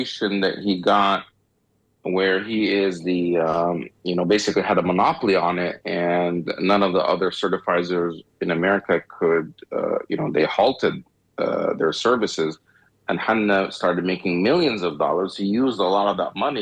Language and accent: English; Egypt; now in United States; I'm from Egypt. And the type of, you know, I'm Egyptian. Well, I'm born in Egypt, but I'm an American.